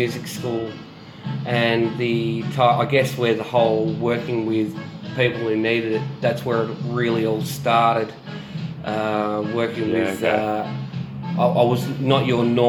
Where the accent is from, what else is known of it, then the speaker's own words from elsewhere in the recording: Australia; also born or lived in New Zealand; In New Zealand, but raised in Australia when I was a baby